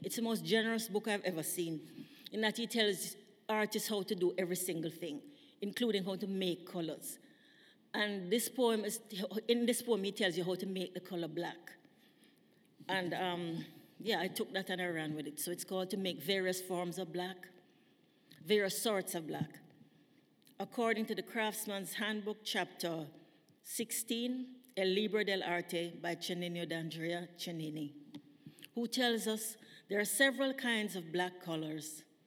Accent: Jamaica; moved away as an adult; now in British Columbia, Canada; when I was growing up in Jamaica, we never had sophisticated um, security systems

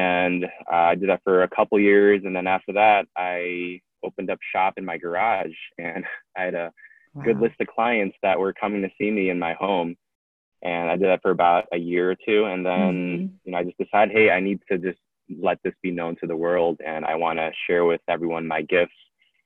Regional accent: Detroit, Michigan, United States; I'm from Detroit, Michigan.

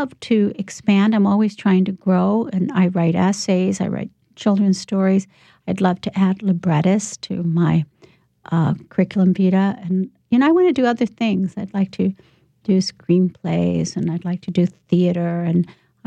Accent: Chicago, Illinois, United States; I grew up in Chicago in poor neighborhoods

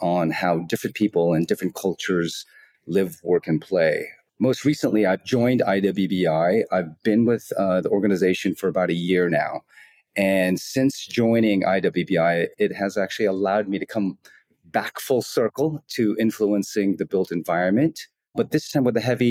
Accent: Los Angeles, California, United States; moved away as an adult; now in Asia; the United States, where I'm originally from. I'm from Los Angeles

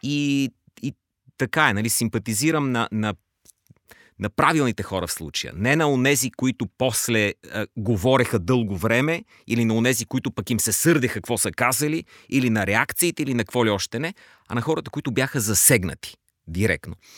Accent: Bulgaria; ние, като българи

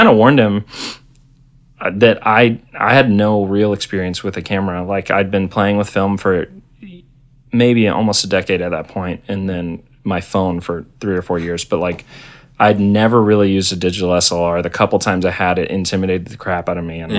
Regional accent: Tallahassee, Florida, United States; also born or lived in Orlando; I moved from Tallahassee, where I grew up, to Orlando

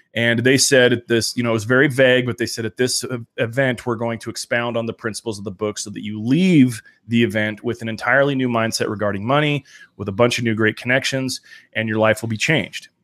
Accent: Salt Lake City, Utah, United States; I'm from Salt Lake City

